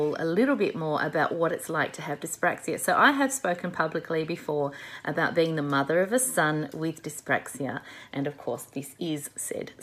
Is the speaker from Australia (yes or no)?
yes; Australia